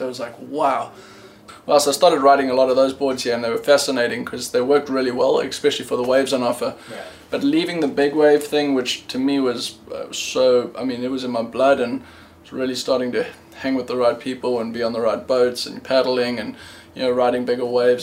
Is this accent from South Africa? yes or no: yes; South Africa; also born or lived in Cape Town; I was born in South Africa.